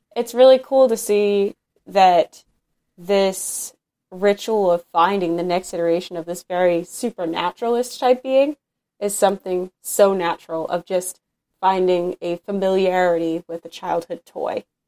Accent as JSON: {"language": "English", "region": "Northeast", "country": "United States", "said": "I'm from the Northeast in, in America"}